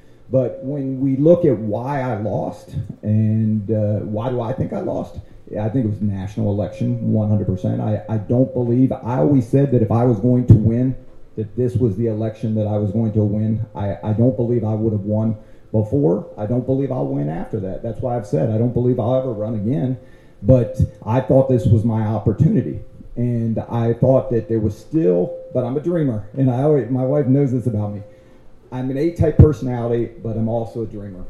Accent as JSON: {"language": "English", "town": "Boonsboro", "region": "Maryland", "country": "United States", "said": "We're from Boonesboro"}